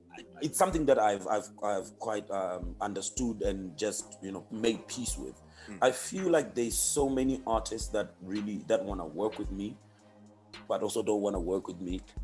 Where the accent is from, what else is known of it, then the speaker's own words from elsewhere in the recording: Zimbabwe; moved away; I'm from Zim.